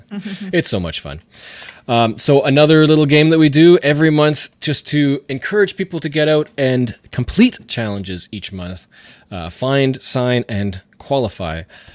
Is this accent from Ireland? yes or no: no; Canada; which I thought was a really interesting, as a Canadian, idea.